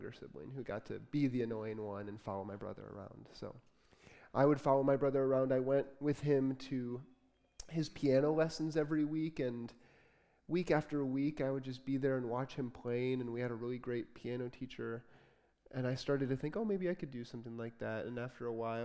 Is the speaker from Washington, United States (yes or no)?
no; Port Huron, Michigan, United States; also born or lived in Detroit, Michigan; I was born in Detroit. I grew up in Port Huron, a little bit north of Port Huron